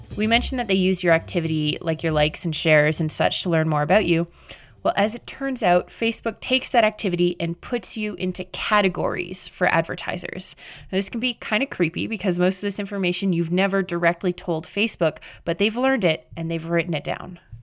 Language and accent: English; Canada; I'm Canadian.